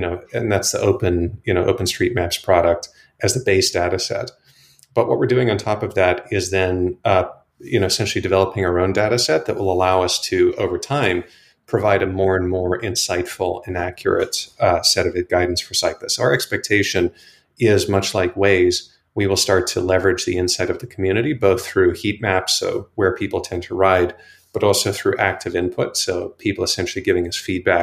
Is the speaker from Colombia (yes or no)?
no; Johannesburg, Gauteng, South Africa; moved away as an adult; now in United States; I grew up in South Africa, as I think you may know, and Chris and I actually went to high school together in Johannesburg